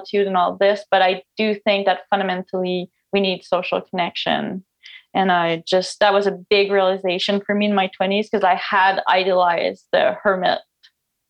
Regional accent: Canada; first language French; English is a second language; now in Newfoundland, Canada; I'm a French Canadian, I guess. So English is not my first language

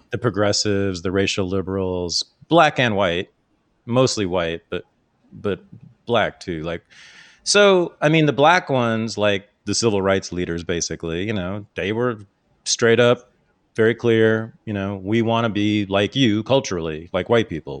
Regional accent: Bay Area, California, United States; the Bay Area has got a big Filipino community, so I grew up with a lot of them here.

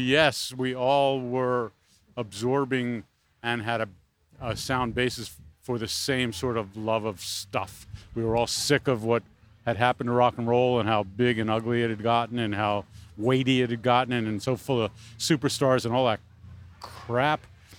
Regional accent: New York City, New York, United States; I grew up in Brooklyn.

